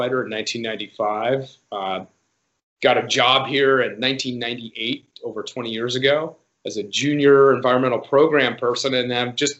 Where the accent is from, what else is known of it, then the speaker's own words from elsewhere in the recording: Laguna Beach, California, United States; I grew up on the coast in Southern California and Laguna Beach